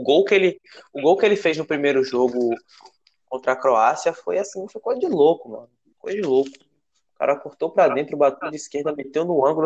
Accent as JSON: {"language": "Portuguese", "town": "Feira de Santana", "region": "Bahia", "country": "Brazil", "tie": "born or raised there", "said": "eu sou de, natural de Feira de Santana"}